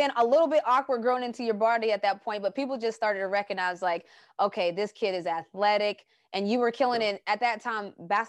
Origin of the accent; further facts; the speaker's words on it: West Virginia, United States; moved away as an adult; I came from West Virginia, and so I'm small town, small city